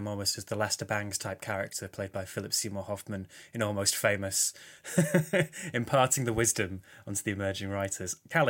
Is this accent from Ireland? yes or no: no; London, United Kingdom; moved away as an adult; now in Sussex, United Kingdom; London Film Festival for so long was my hometown festival, and now it's one I have to commute into.